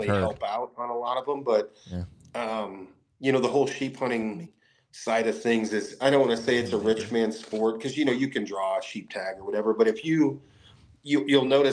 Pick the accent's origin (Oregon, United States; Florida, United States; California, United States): Oregon, United States; moved away as an adult; now in Wyoming, United States; Originally, I'm from Oregon. I'm in Wyoming